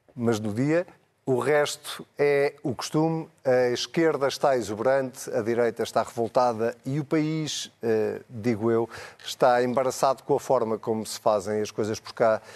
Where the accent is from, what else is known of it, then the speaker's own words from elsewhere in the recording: Leiria, Centro, Portugal; eu sou de Leiria